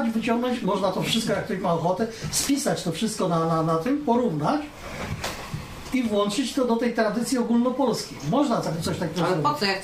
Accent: Poland; moved away; my pochodzimy z różnych rejonów Polski i tak jak e, wyciągnęła mi słowa z ust, jesteśmy przedstawicielami różnych tradycji, różnych naleciałości.

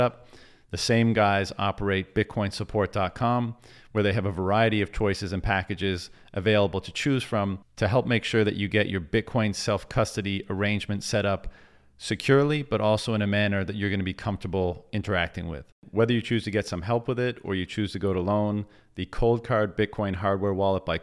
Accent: Canada; I'm from Canada

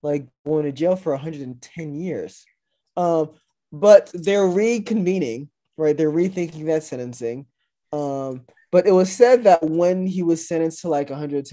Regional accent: Louisiana, United States; my home state of Louisiana

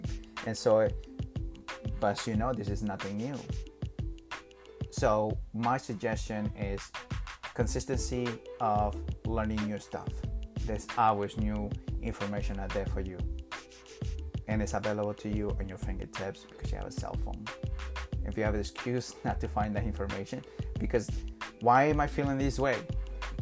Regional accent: Peru; I'm from South America, Peru

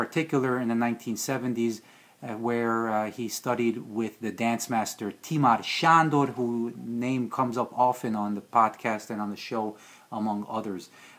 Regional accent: New Jersey, United States; first language Hungarian; English is a second language; I'm from New Jersey." And the guy's like, "No, where are you actually from?" And I had to explain Hungarian was my first language, and I didn't speak any English until I was 4 or 5.

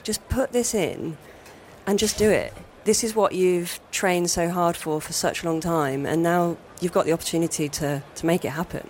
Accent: Nottingham, East Midlands, United Kingdom; growing up in Nottingham

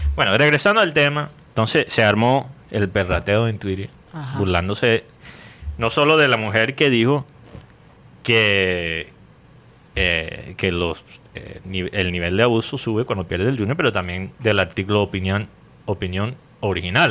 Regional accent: United States; Spanish is a second language; moved away; tengo la lengua poco pegada por ser mm. gringo

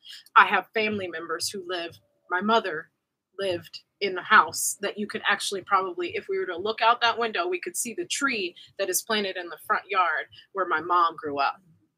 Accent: Austin, Texas, United States; I grew up in a town outside of Austin

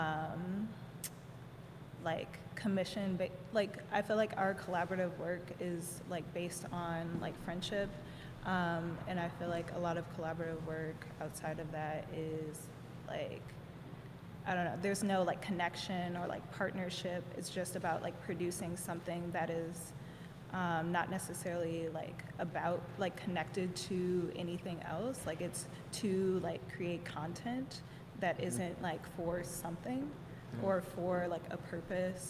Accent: Chicago, Illinois, United States; growing up in Chicago

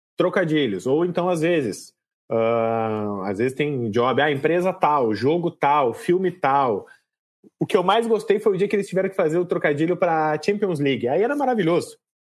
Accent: Porto Alegre, Rio Grande do Sul, Brazil; Sou, sou de Porto Alegre

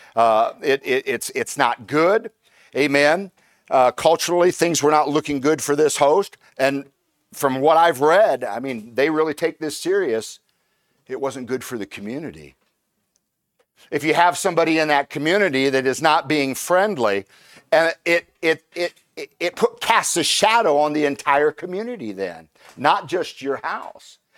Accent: Indiana, United States; moved away; I'm originally from Indiana, and in, and the, the, the people from Indiana are called Hoosiers.

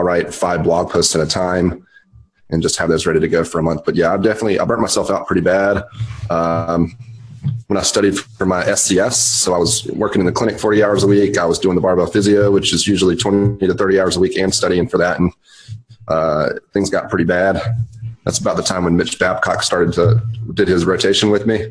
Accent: Charlotte, North Carolina, United States; Charlotte, North Carolina.

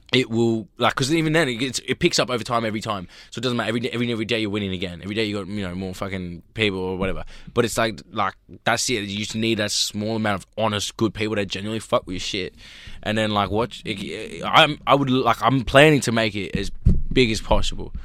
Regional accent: Sydney, New South Wales, Australia; also born or lived in Los Angeles, United States; I grew up in Australia

